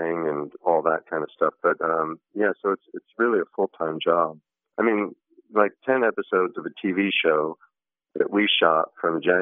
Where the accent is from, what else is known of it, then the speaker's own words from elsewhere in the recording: New York, United States; moved away as an adult; now in Los Angeles, United States; I was born in New York. I'm 51, sort of after more or less 51 years in and around New York